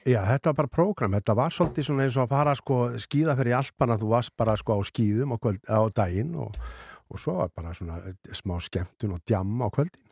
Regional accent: Ísafjörður, Westfjords, Iceland; ég er alveg upp á Ísafjörði

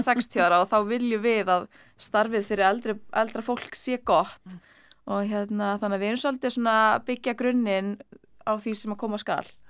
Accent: Ísafjörður, Westfjords, Iceland; now in Reykjavík, Iceland; ég er frá Ísafjörði

